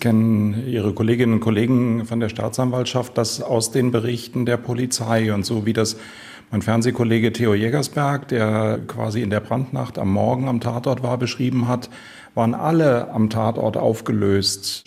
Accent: Baden-Baden, Baden-Württemberg, Germany; hier in der Stadt, es ist meine Heimatstadt

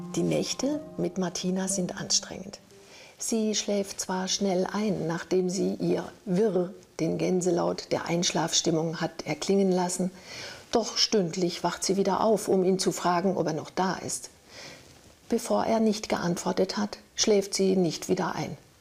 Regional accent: near the Mettnau peninsula, Lake Constance, Baden-Württemberg, Germany; bin ich in der Nähe aufgewachsen und ein Steinwurf entfernt von der Vogelwarte

